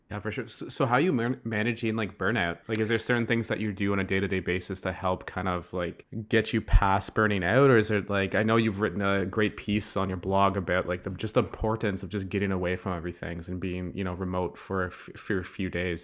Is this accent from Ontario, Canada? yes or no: yes; Ottawa, Ontario, Canada; I'm from Ottawa